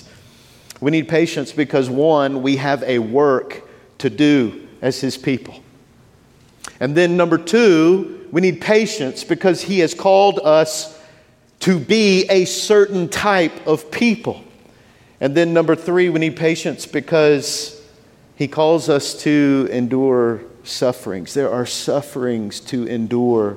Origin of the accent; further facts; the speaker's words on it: Shreveport, Louisiana, United States; moved away as an adult; now in New Orleans, United States; I grew up in Shreveport